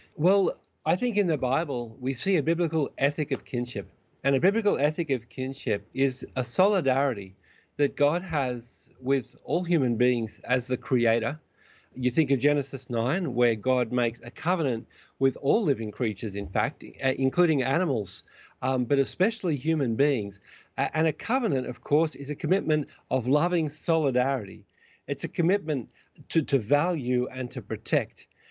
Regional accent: Australia; now in Vancouver, Canada; I'm an Australian citizen and soon to be, soon to become a Canadian citizen as well

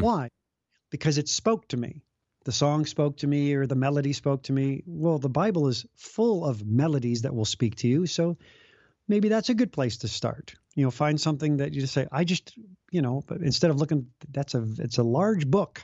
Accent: Chicago, Illinois, United States; also born or lived in Los Angeles; now in Des Moines, United States; I grew up in Chicago and left L A to be in a small suburb of Des Moines

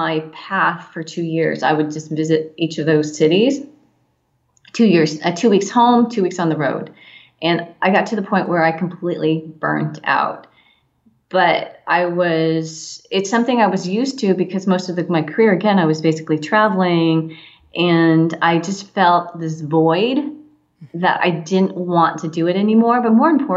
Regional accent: San Diego County, California, United States; also born or lived in Orange County, California; I grew up in San Diego County

